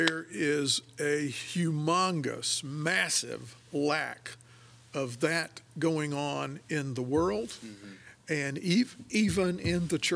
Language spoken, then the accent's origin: English; Michigan, United States; moved away as an adult; growing up in Michigan